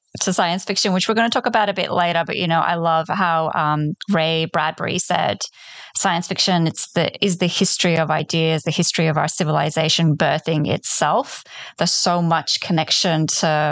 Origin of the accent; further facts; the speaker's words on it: Poland; first language Polish; English is a second language; moved away; I was born in Poland, you know, I speak Polish and I was raised in that way.